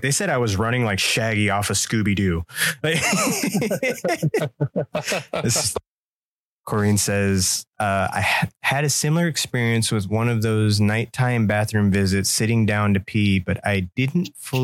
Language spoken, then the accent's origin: English; Florida, United States; I lived in a haunted house growing up in Florida